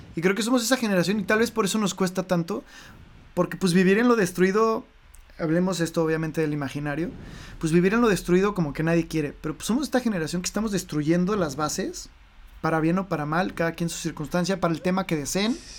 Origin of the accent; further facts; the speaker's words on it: Mexico; como mexicanos que somos nosotros dos